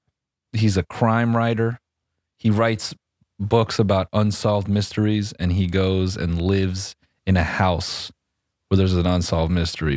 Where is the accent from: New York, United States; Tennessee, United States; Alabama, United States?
Alabama, United States; Tuscaloosa; I'm from Tuscaloosa, but you know, I saw the game was on earlier.